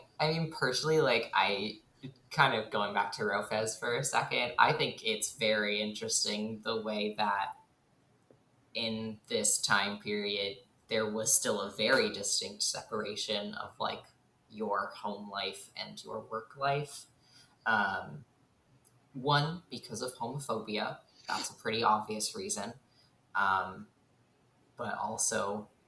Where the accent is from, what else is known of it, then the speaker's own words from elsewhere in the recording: San Francisco, California, United States; I'm from the San Francisco area.